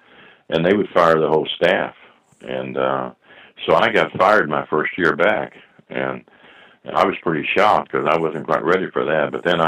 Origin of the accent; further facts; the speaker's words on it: Scotland, United Kingdom; Where I grew up in Scotland, there was a naval base, and my mom used to take in ironing stuff.